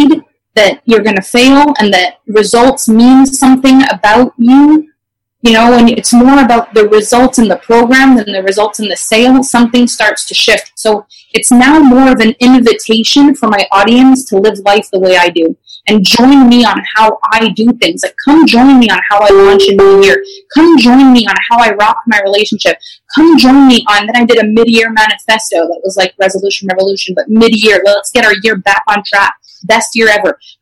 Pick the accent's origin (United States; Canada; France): Canada; first language French; English is a second language; I actually am French Canadian, so English is my second language